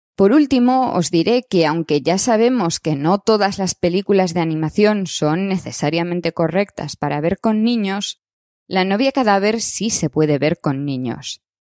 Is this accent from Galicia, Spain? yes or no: yes; Galicia, Spain; como gallega que soy